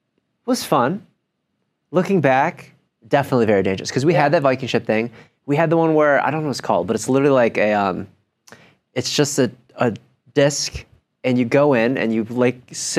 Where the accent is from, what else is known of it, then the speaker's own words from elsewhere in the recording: Buffalo Grove, Illinois, United States; growing up in my hometown called Buffalo Grove Days.